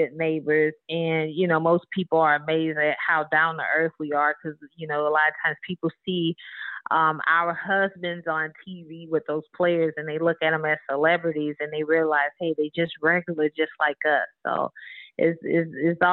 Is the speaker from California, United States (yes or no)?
no; Marrero, Louisiana, United States; moved away; I grew up in a town called Marrero, Louisiana, which is about 15 minutes from New Orleans.